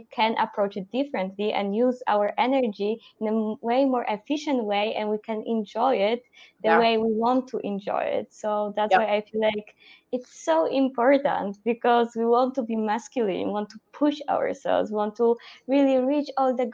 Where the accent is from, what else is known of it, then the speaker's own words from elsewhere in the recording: Poland; moved away as an adult; also born or lived in Netherlands; I'm from Poland